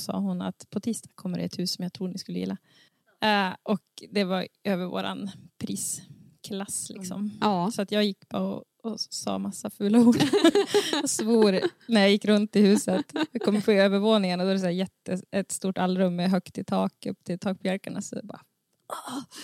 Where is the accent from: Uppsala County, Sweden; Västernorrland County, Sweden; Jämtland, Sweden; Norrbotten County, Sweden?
Västernorrland County, Sweden; Sund; now in Domsjö, Sweden; jag kommer från Sund